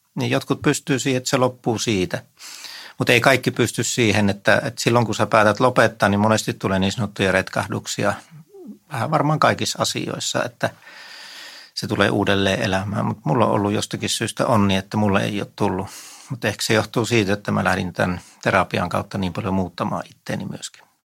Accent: Vieremä, North Savo, Finland; now in Helsinki, Finland; mä oon Viremmältä kotoisin

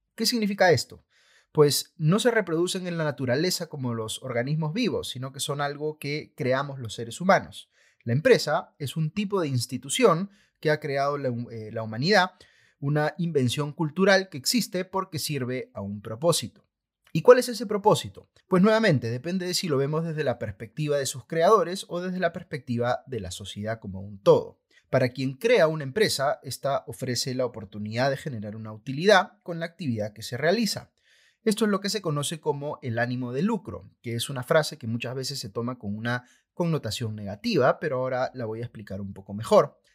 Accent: Peru

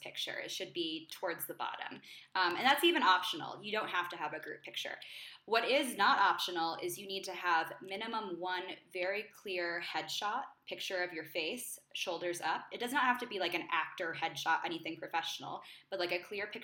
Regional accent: New York, United States; moved away as an adult; now in Mexico City, Mexico; I'm from New York.

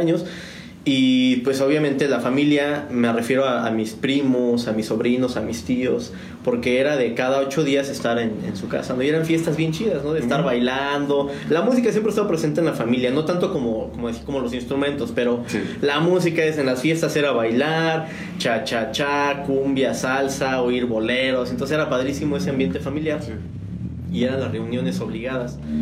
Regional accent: Mexico City, Mexico; moved away as an adult; now in San Juan del Río, Mexico; yo soy originario de la Ciudad de México. Yo soy chilanguense.

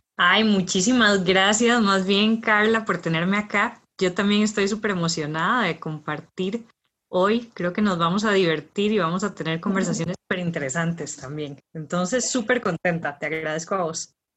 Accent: Heredia, Costa Rica; yo soy de Heredia

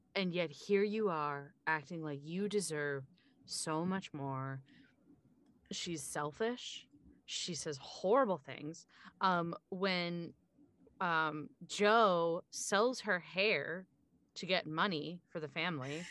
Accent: Pennsylvania, United States; I'm from Pennsylvania

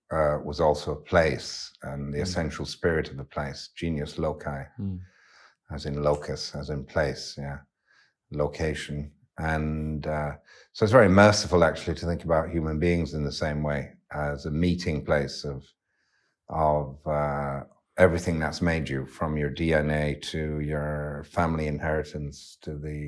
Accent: Yorkshire and the Humber, United Kingdom; also born or lived in west of Ireland, Ireland; you're shaped into a very different speaking representation of humanity growing up in Yorkshire than you are in many other places in the world. And you're shaped in the west of Ireland in a very different way too.

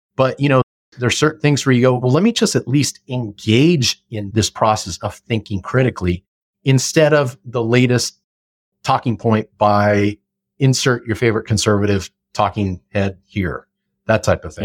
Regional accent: Simi Valley, California, United States; moved away as an adult; also born or lived in Austin, Texas; my hometown of Simi Valley

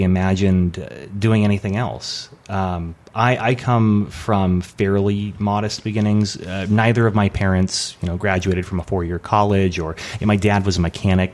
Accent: Portland, Oregon, United States; moved away as an adult; also born or lived in San Diego, California; now in Los Angeles, United States; I was born in San Diego, and then when my folks, when I was about 5 years old, they were splitting up. So we moved back to Portland, Oregon, where my mom's family was from. And so I grew up there

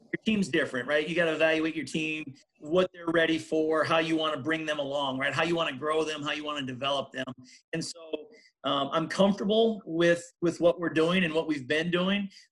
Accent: Humboldt, Iowa, United States; We're both from Humboldt, obviously a number of years apart, but both from Humboldt

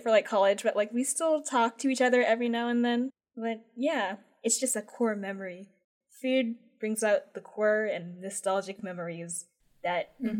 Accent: Philippines; So I'm Filipino, and sometimes my mom makes lumpia.

